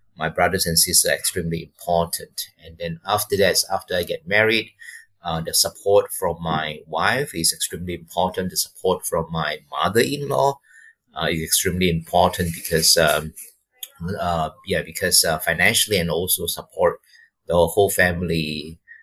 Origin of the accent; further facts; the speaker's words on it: Malaysia; moved away as an adult; also born or lived in Taiwan / Missoula, Montana; I'm from Malaysia.